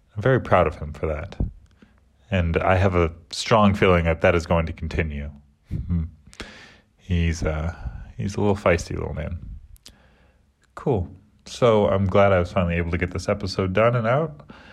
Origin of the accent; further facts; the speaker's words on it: United States; moved away as an adult; now in England; I'm American, so I call it soccer.